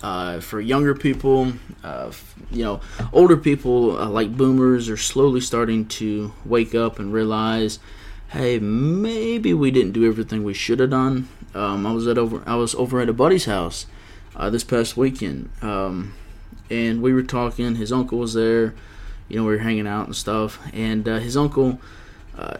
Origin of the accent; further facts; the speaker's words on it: Georgia, United States; Georgia, my home state